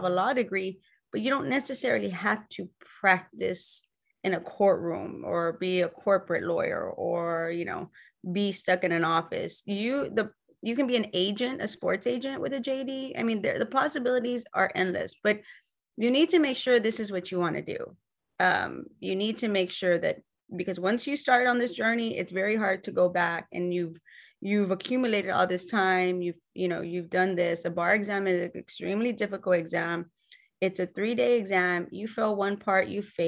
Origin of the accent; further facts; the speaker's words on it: the Rio Grande Valley, Texas, United States; I was born and raised in Texas.